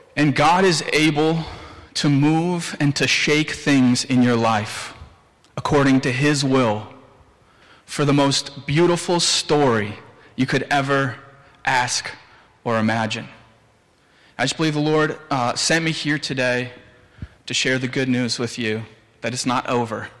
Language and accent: English; Williamsville, United States; I'm from Williamsville, the two W's.